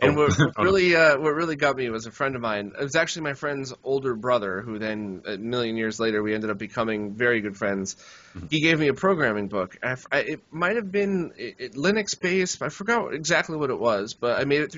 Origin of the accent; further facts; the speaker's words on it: United States; I'm from kind of by New York